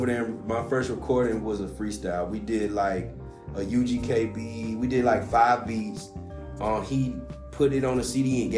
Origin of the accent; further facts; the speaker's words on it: the South, United States; I'm from the South, too.